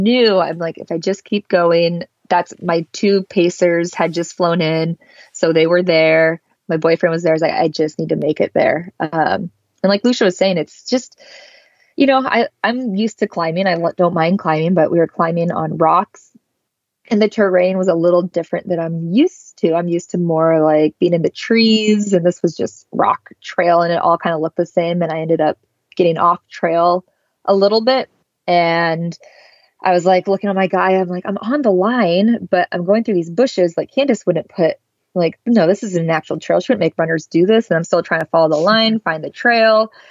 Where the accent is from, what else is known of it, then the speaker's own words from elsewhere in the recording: the Northwest, Pacific Northwest, United States; I'm from the Northwest, where I'm just used to pretty mild temperatures.